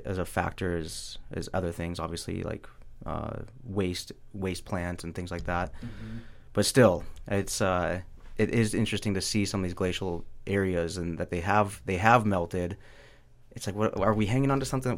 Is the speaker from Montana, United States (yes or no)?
yes; Montana, United States; moved away; I grew up in Montana